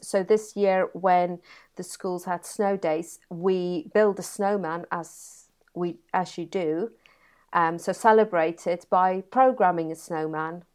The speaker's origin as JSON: {"language": "English", "region": "Free State", "country": "South Africa", "tie": "born or raised there", "moved": "yes", "lives_now": "Brighouse, United Kingdom", "said": "born and bred in South Africa in a beautiful part of the world called the Free State"}